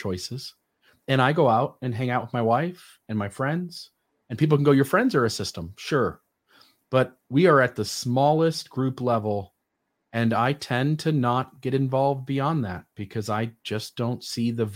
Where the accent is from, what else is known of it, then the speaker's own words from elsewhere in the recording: United States; I'm an American